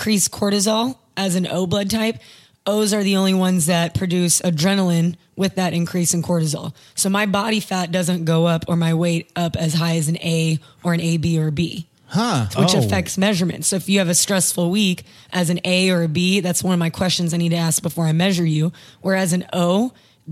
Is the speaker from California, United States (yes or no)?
no; Texas, United States; moved away as an adult; now in Los Angeles, United States; we grew up in Texas